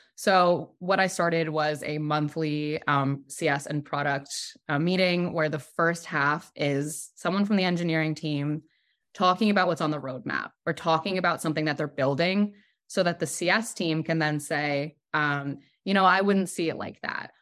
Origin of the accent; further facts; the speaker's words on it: New York, United States; also born or lived in Brooklyn; I'm from New York. I live in New York.